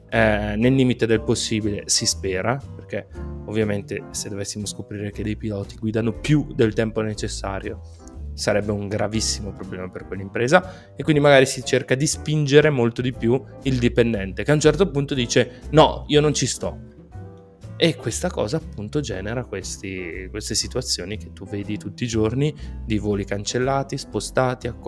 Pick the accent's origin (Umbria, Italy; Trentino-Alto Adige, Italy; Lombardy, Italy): Lombardy, Italy; Bergamo; qua dalle nostre parti, quindi più o meno vicino a Lecco, io sono di Bergamo più o meno, ecco